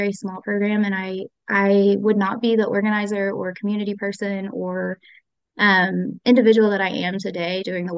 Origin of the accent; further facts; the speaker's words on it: North Carolina, United States; moved away as an adult; also born or lived in Tennessee; now in Whitesburg, United States; I am not from Kentucky. I am originally from North Carolina.